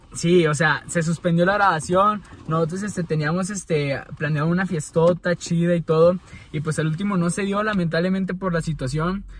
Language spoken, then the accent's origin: Spanish; Mexico; como buenos mexicanos